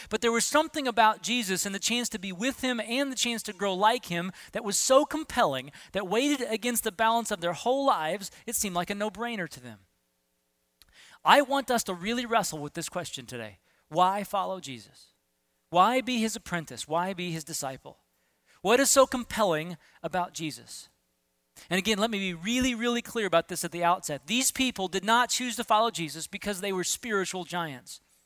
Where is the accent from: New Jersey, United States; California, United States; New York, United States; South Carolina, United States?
California, United States; Southern; When I was in middle school, uh, growing up in Southern California